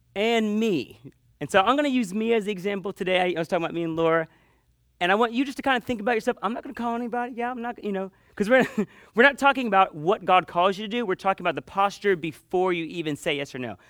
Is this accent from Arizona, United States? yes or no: no; Panama City, Florida, United States; I grew up in Panama City on the beach